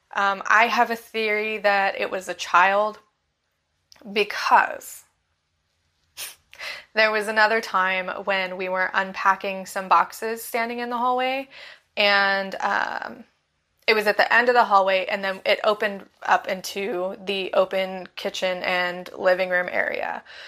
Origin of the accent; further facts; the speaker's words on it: Bakersfield, California, United States; moved away as an adult; now in Florida, United States; my hometown, Bakersfield, California